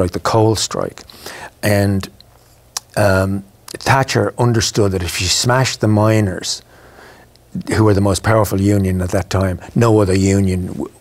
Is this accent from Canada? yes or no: no; Ireland; moved away as an adult; also born or lived in London; I knew I was Irish